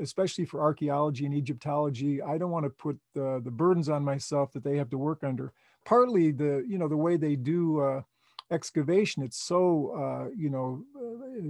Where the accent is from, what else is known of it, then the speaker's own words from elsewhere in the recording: Chicago, Illinois, United States; moved away; I was from Chicago.